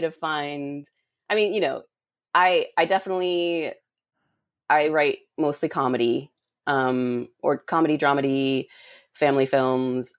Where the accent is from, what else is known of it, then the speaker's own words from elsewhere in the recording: Rhode Island, United States; I grew up in Rhode Island.